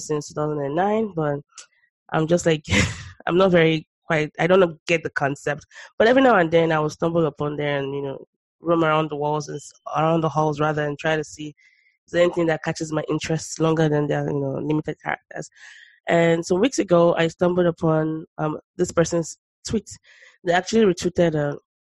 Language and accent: English; Nigeria; I grew up in Nigeria